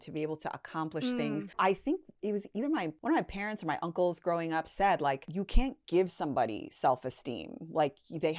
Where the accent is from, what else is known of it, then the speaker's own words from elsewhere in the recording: Toronto, Ontario, Canada; now in Los Angeles, United States; know, I grew up in Toronto. That's not a big, at the time, it wasn't a big industry there.